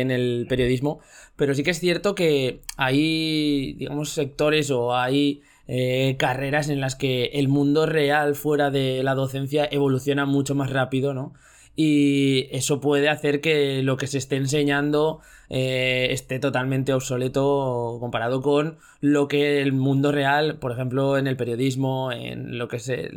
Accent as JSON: {"language": "Spanish", "town": "Zaragoza", "region": "Aragon", "country": "Spain", "said": "somos de Zaragoza"}